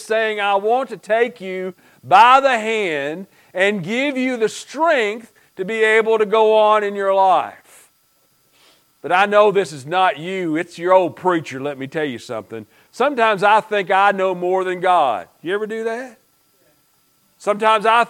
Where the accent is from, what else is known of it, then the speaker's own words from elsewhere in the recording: Stone, Kentucky, United States; moved away; growing up in Pike County, y'all know you have a Eastern Kentucky preacher